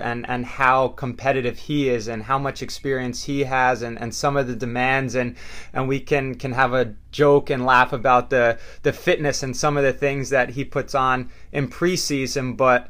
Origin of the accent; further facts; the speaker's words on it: New York, United States; growing up in New York, being in that New York, New Jersey metropolitan area, you're around a lot of talented players.